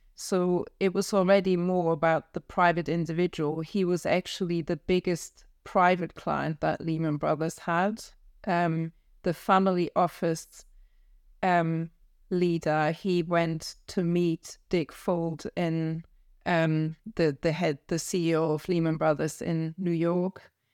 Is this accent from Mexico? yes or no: no; Kiel, Schleswig-Holstein, Germany; English is a second language; moved away as an adult; also born or lived in Frankfurt, Germany; now in London, United Kingdom; I grew up in, close to Kiel, which is, um, um, just an hour south of the Danish border